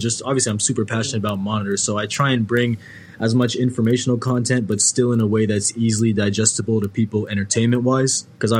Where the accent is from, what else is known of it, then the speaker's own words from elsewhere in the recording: Maryland, United States; I'm from Maryland.